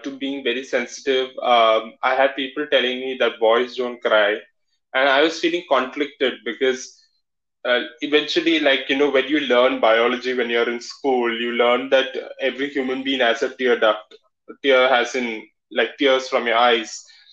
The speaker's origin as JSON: {"language": "English", "area": "Malayali", "region": "Kerala", "country": "India", "accent": "Malayali", "said": "saying that I've got a Malayali accent"}